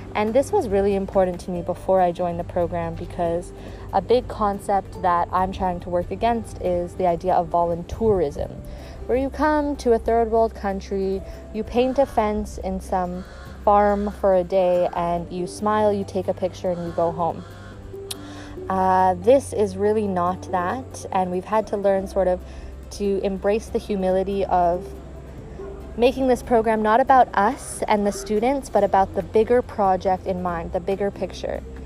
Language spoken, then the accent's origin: English; Canada; moved away as an adult; now in Ghana; I'm from Canada